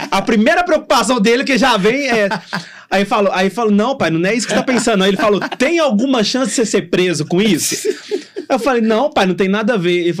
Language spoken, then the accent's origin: Portuguese; Contagem, Minas Gerais, Brazil; eu falo que eu sou de contagem pra vocês aqui